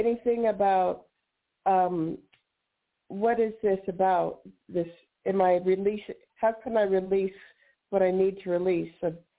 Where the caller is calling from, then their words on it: New Mexico, United States; New Mexico.